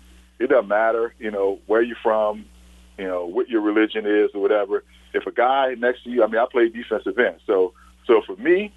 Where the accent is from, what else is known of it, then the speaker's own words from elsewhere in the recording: New Orleans, Louisiana, United States; I'm from Uptown New Orleans in the Irish Channel